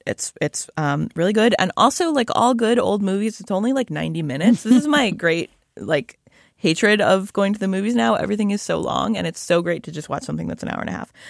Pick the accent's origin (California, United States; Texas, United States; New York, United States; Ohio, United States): Ohio, United States; Shaker Heights; born or raised there; moved away